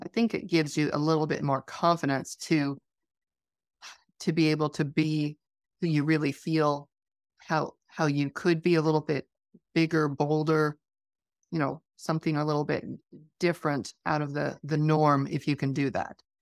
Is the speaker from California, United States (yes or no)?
no; Wyoming, United States; I grew up in Wyoming